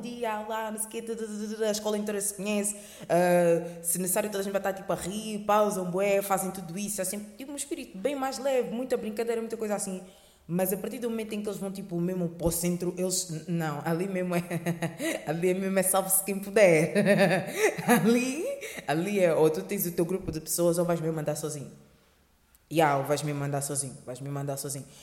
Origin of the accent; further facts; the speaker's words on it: Lisbon, Portugal; Crescendo em Lisboa